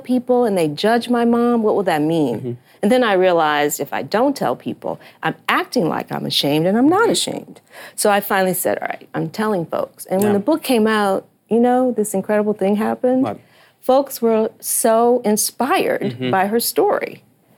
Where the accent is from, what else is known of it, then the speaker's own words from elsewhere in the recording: Detroit, Michigan, United States; I grew up in Motown